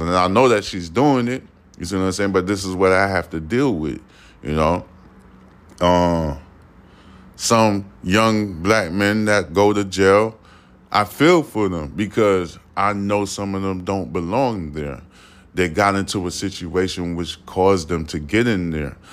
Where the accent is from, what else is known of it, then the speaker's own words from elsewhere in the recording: United States; I am a American, born American, raised